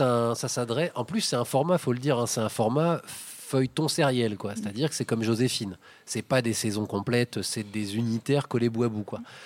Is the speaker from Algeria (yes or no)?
no; Paris, Île-de-France, France; moi, en tant que Parisien